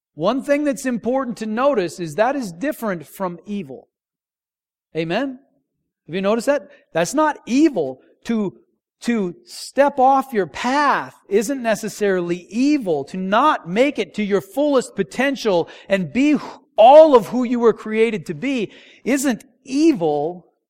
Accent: North Dakota, United States; moved away; I grew up in North Dakota and they don't salt the roads there

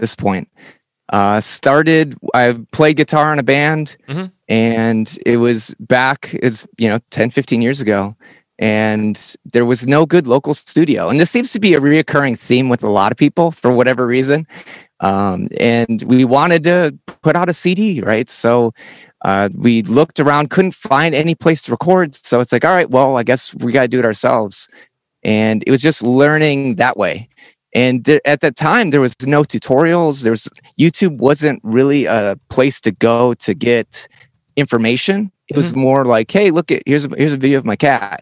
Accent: Wisconsin, United States; moved away as an adult; now in Washington, D.C., United States; I grew up in the Midwest. So Wisconsin, like Chicago

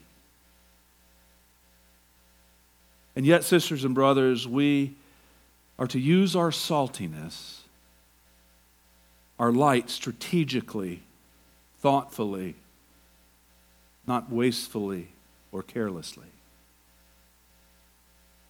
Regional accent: Georgia, United States; moved away; also born or lived in Tacoma; I'm from Georgia

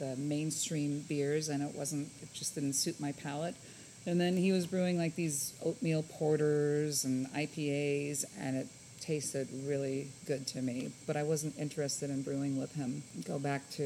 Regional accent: Hamburg, Germany; now in San Antonio, United States; I was born and raised in Germany

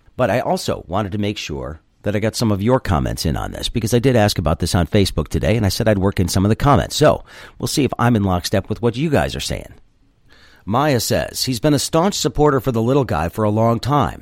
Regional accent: Michigan, United States; my home state

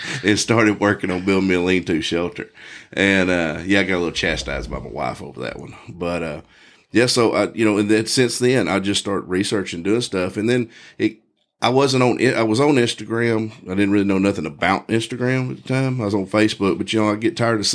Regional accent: Texas, United States; I grew up in Texas, born and raised

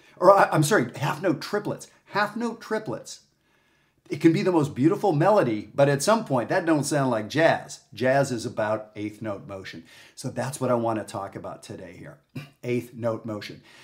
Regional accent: Canada; moved away; also born or lived in Texas; I'm Canadian

